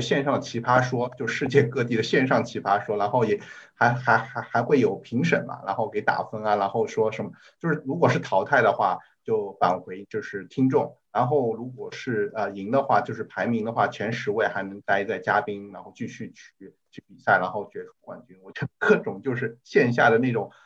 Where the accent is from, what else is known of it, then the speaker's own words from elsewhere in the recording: Shanghai, China; 我是上海人